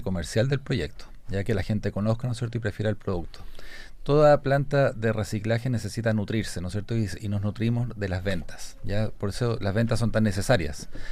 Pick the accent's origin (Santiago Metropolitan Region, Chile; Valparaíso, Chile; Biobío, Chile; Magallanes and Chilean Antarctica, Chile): Santiago Metropolitan Region, Chile; Santiago; nosotros los santiaguinos, yo soy santiaguino